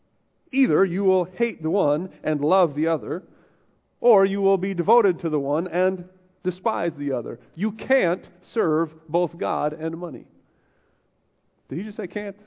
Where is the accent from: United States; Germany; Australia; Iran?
United States; I'm American